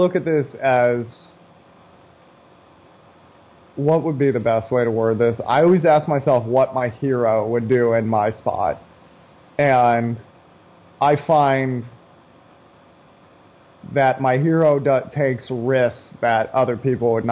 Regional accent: United States; I love being an American

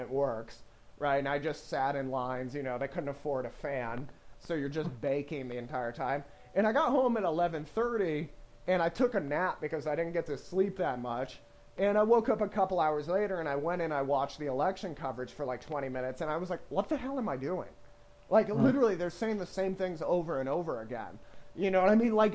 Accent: United States; as an American

